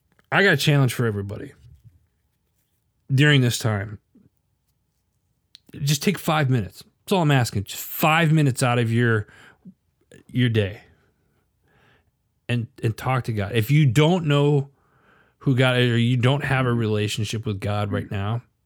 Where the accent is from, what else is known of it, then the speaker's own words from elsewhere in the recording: Midwest, United States; also born or lived in Arizona; I grew up in the Midwest, and then I lived in Arizona for 25 plus years, and very fast paced life.